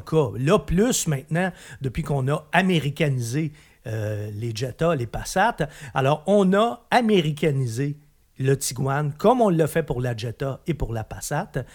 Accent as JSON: {"language": "French", "region": "Quebec", "country": "Canada", "said": "chez nous, au Québec, on l'aimait beaucoup"}